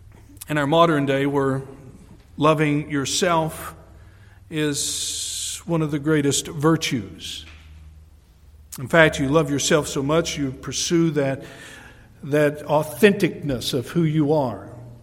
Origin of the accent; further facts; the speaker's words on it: New York, United States; I'm from the Adirondacks, we don't get out much.